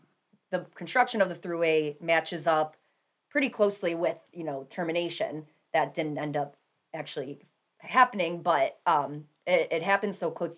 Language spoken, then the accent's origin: English; Buffalo, New York, United States; I grew up in Buffalo